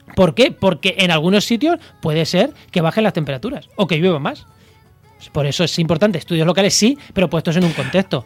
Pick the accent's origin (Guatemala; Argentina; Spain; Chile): Spain; Castilla-La Mancha; moved away; also born or lived in Campo de Gibraltar; yo que soy manchego